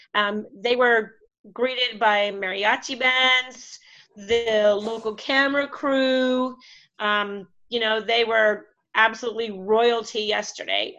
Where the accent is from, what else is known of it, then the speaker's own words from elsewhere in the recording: Canada; now in Mexico; I'm Canadian, um, and of course all my family is in Canada